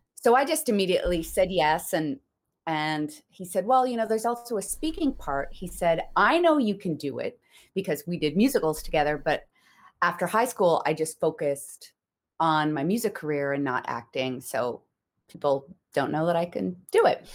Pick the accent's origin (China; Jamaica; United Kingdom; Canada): Canada; Newfoundland and Labrador; I grew up in Newfoundland